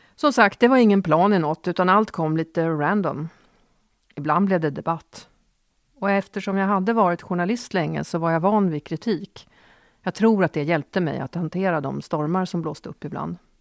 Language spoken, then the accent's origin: Swedish; Åkersberga, Stockholm County, Sweden; jag växte upp i Åkersberga på 70-talet